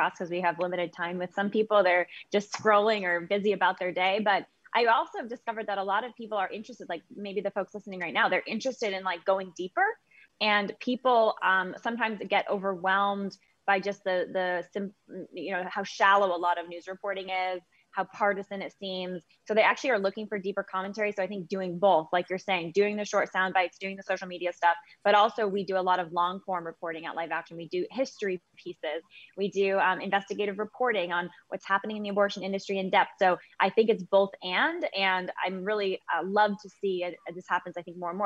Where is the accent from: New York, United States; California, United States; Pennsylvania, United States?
California, United States; also born or lived in San Jose, California; I'm from California. I live in California now.